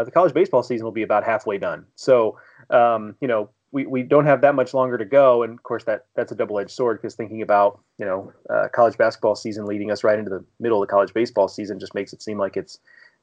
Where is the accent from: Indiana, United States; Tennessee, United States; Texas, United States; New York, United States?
Texas, United States; Houston; also born or lived in St. Louis area; now in St. Louis, United States; Growing up in Houston